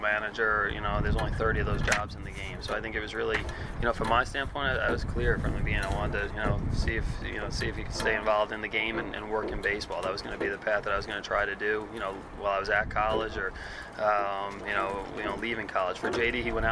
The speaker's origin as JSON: {"language": "English", "region": "New York", "country": "United States", "moved": "yes", "said": "I was from New York"}